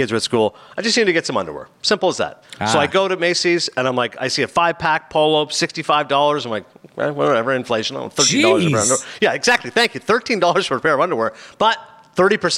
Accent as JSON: {"language": "English", "town": "Kingston", "region": "Ontario", "country": "Canada", "tie": "born or raised there", "also_born_or_lived": "Toronto", "said": "I was born in Toronto. I grew up in Kingston a few hours away."}